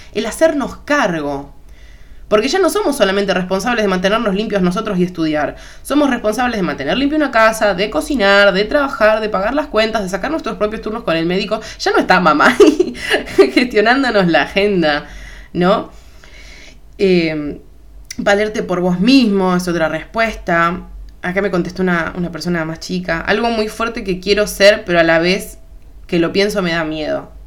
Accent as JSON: {"language": "Spanish", "country": "Argentina", "said": "te hablo desde Argentina"}